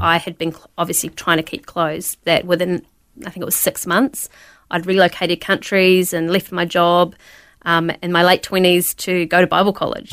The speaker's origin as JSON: {"language": "English", "country": "New Zealand", "tie": "born or raised there", "said": "I was born in New Zealand"}